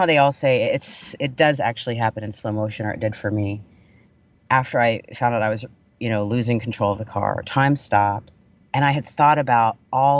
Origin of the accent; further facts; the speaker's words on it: Vero Beach, Florida, United States; growing up in the South